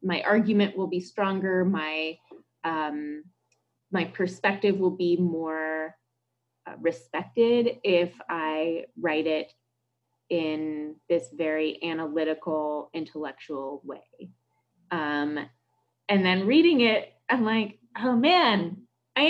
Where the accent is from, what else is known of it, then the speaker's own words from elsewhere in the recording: United States; As an American and someone who had worked with Vietnam veterans